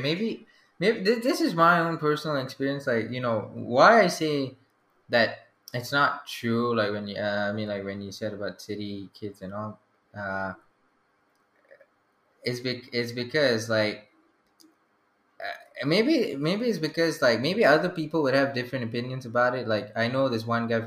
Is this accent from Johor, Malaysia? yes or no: no; Selayang, Selangor, Malaysia; I'm from Selayang